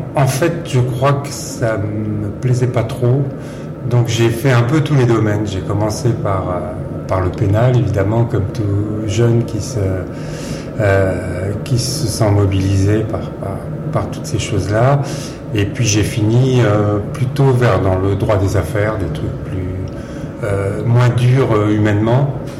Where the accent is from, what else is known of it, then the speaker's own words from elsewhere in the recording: Versailles, Île-de-France, France; j'ai grandi à Versailles, dans les Yvelines